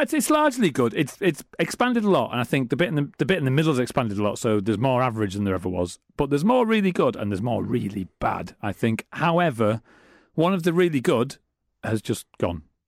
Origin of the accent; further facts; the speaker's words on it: Middlesbrough, North East England, United Kingdom; now in Manchester, United Kingdom; I'm from Middlesbrough